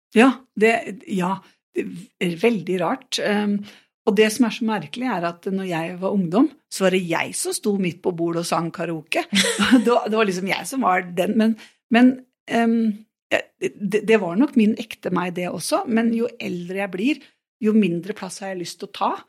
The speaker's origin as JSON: {"language": "Norwegian", "town": "Nøtterøy", "region": "Vestfold", "country": "Norway", "also_born_or_lived": "Porsgrunn", "moved": "yes", "said": "jeg er fra Nøtterøy"}